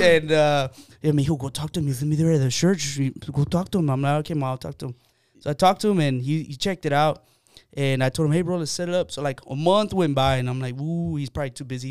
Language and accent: English; San Antonio, Texas, United States; I grew up here in San Antonio. I grew up on the south side of San Antonio